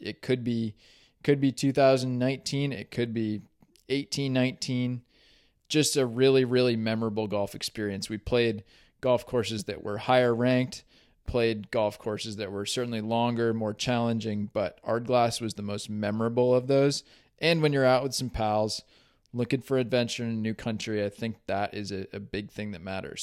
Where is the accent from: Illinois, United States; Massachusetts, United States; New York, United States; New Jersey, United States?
Massachusetts, United States; Williamstown; I grew up in Williamstown.